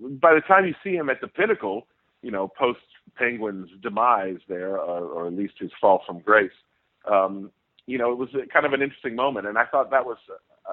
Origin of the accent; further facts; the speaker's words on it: Indianapolis, Indiana, United States; I'm being from Indianapolis